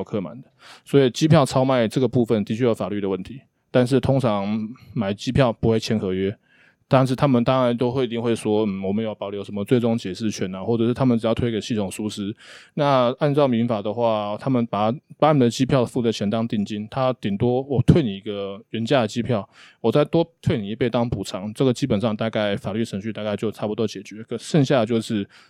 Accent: Hsinchu, Taiwan; 我是新竹人，

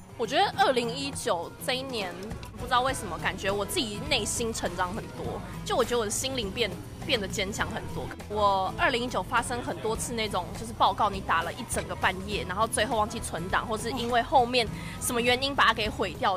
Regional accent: Taiwan; 其实我们台湾人一般吃火锅的时候不太会直接想到说要加莲藕

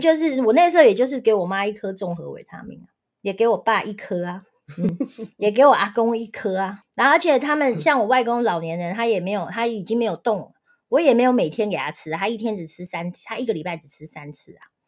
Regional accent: Taiwan; 我们台湾人的饮食非常地不正常

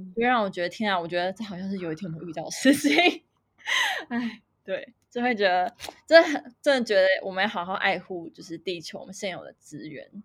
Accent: Taiwan; moved away as an adult; 所以我的家乡对我来说就还是台湾

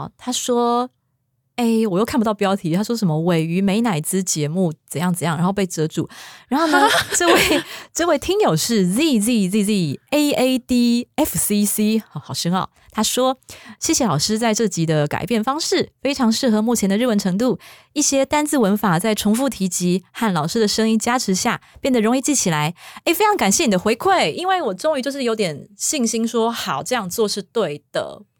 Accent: Taiwan; 像我是台湾人

